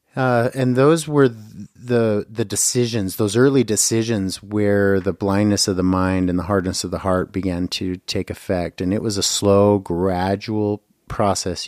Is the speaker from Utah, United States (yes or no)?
yes; Bountiful, Utah, United States; also born or lived in California; now in Boise, Idaho, United States; originally born in California, but I grew up in Bountiful, Utah